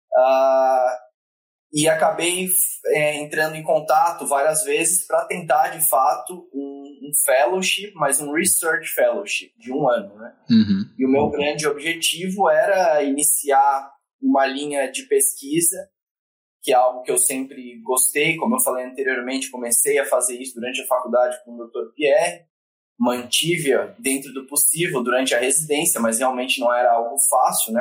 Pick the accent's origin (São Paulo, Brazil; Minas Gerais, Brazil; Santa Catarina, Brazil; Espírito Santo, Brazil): Santa Catarina, Brazil; Florianópolis; moved away; eu sou natural de Florianópolis, né? Uh, minha família está toda lá